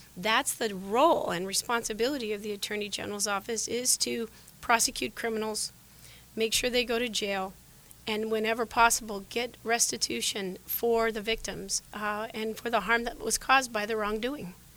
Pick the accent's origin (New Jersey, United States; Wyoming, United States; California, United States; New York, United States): Wyoming, United States; Sheridan; moved away as an adult; now in Arizona, United States; Those are the values I grew up with in Sheridan, Wyoming. I've been in Arizona for 28 years